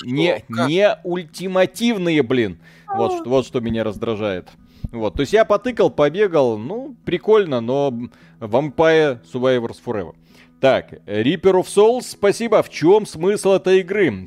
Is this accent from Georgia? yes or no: no; Belarus; Приезжайте в Беларусь, у нас все тихо